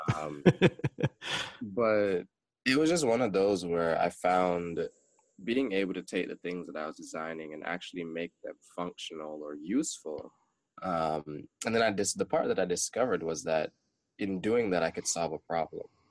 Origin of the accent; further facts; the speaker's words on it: Jamaica; growing up being a Jamaican